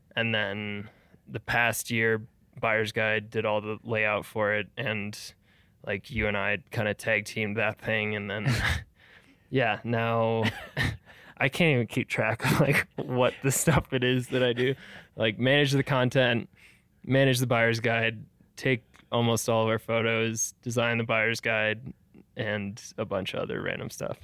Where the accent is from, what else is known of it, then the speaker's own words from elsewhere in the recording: Milwaukee, Wisconsin, United States; also born or lived in Madison, Wisconsin; I grew up, uh, basically around Milwaukee, Wisconsin.